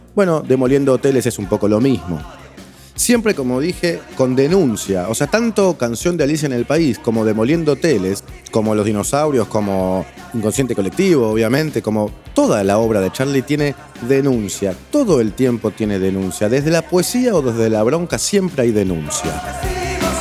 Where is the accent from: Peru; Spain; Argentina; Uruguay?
Argentina; nosotros los argentinos